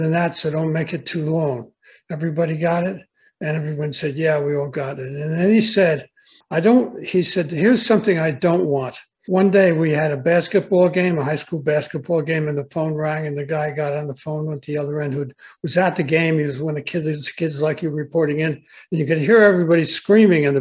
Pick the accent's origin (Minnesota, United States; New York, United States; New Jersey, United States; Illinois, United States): New Jersey, United States; Millburn; I grew up in Millburn, New Jersey.